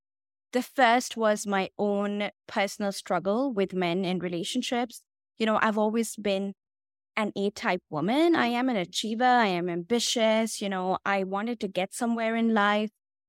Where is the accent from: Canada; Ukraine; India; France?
India; So I come from India, and my parents were shocked when I dropped the bomb on them that I am going to be a love coach.